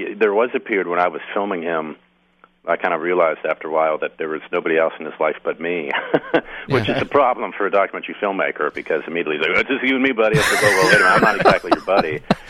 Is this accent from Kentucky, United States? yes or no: no; Pittsburgh, Pennsylvania, United States; I'm actually from Pittsburgh, too